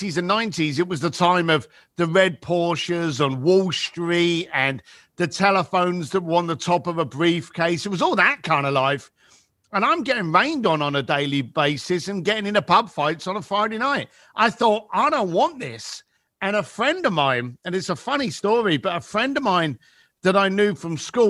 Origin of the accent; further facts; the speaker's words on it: London, United Kingdom; moved away; So I was raised in East London, the shitty end.